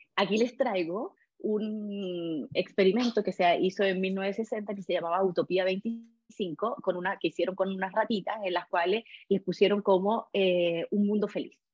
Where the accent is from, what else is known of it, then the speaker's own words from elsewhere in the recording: Chile; nosotros como chilenos